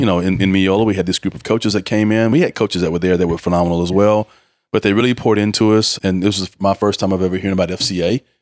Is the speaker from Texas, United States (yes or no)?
yes; Mineola, Texas, United States; growing up in, in, in an East Texas town, Mineola